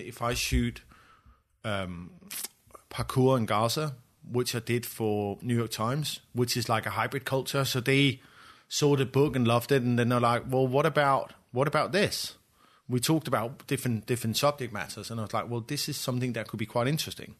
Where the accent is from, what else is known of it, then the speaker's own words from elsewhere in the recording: Copenhagen, Capital Region of Denmark, Denmark; my background is I grew up in Copenhagen